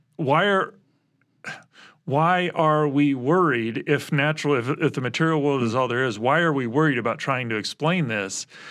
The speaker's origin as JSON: {"language": "English", "region": "Midwest", "country": "United States", "tie": "born or raised there", "said": "I was born in the Midwest."}